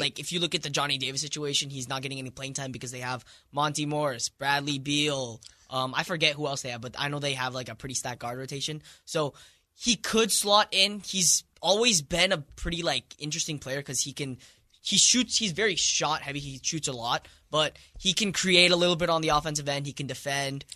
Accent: India; moved away; I'm from India.

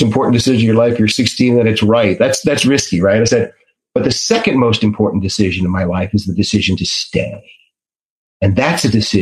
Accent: Washington, District of Columbia, United States; I grew up in the Washington, D.C. area

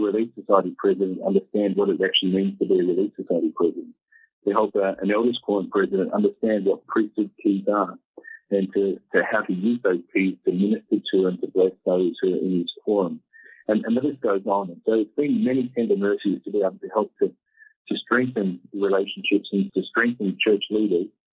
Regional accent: Tasmania, Australia; also born or lived in Melbourne, Australia; now in Kenya; I mentioned that I was from Tasmania originally. I grew up in Tasmania

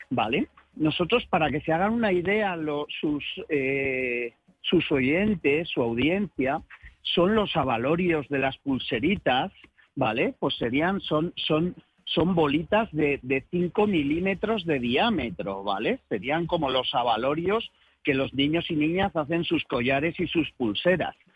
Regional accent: Galicia, Spain; y todos tienen razón y ninguno tenemos razón, como buenos gallegos, ¿no?

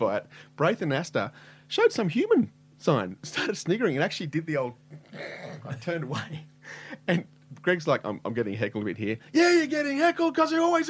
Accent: Canberra, Australian Capital Territory, Australia; my hometown

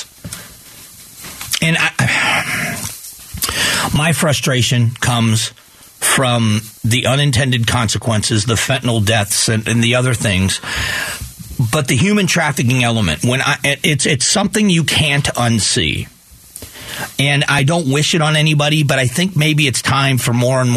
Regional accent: United States; I'm an American like you are

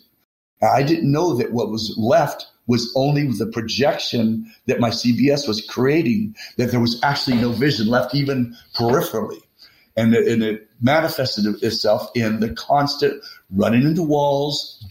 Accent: Texas, United States; I'm a Texan

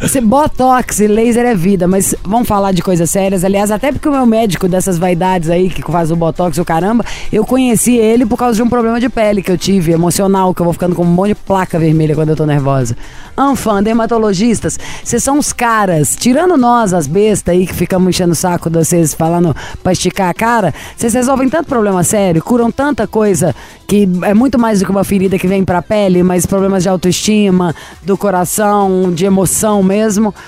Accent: Ribeirão das Neves, Minas Gerais, Brazil; moved away as an adult; now in Birmingham, United Kingdom; originalmente eu sou de Ribeirão das Neves, Minas Gerais.

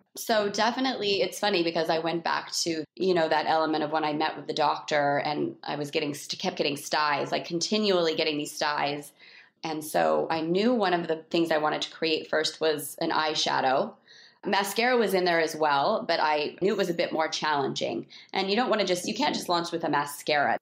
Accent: Salt Lake City, Utah, United States; also born or lived in Park City, Utah / West Hollywood; I grew up in Salt Lake City

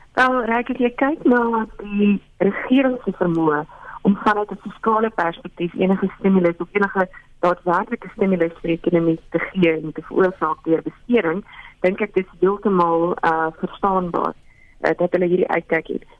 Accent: South Africa; ons as Suid-Afrikaners

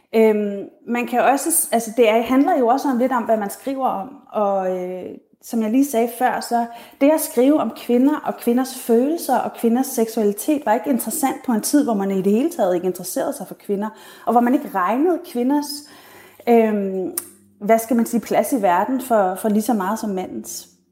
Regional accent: Denmark

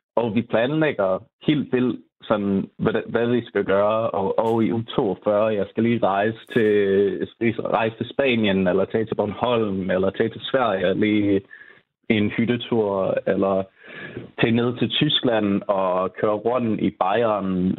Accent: Southern California, United States; Danish is a second language; moved away as an adult; now in Denmark; Jeg er oprindeligt fra Sydkalifornien

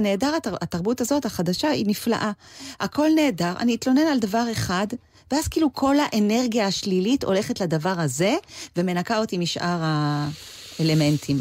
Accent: Israel; also born or lived in Los Angeles, United States; אני הרי באה מישראל

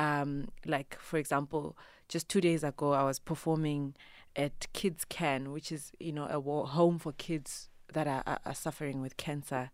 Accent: Bulawayo, Zimbabwe; first language Ndebele; English is a second language; also born or lived in Eastern Cape, South Africa; now in South Africa; I am originally from Zimbabwe, right? I was born and bred Kobulawayo.

